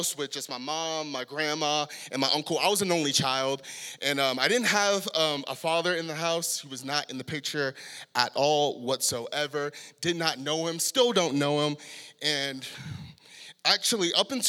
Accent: San Diego, California, United States; moved away as an adult; now in Salt Lake City, United States; born and raised in San Diego, a very, ghetto part of San Diego

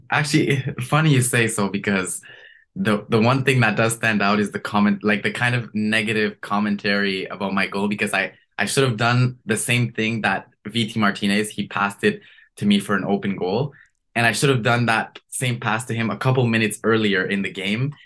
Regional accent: Canada; as a Canadian

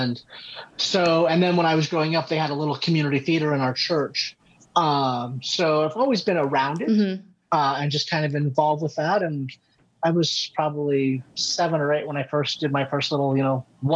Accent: Denver, Colorado, United States; moved away; also born or lived in Albuquerque, New Mexico / upstate New York / Seattle, Washington / Los Angeles, California; I grew up in Denver from the time I was five.

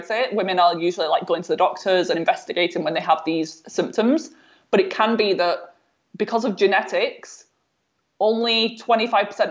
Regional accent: North West England, United Kingdom; my home, there was no visible signs of mold at all.

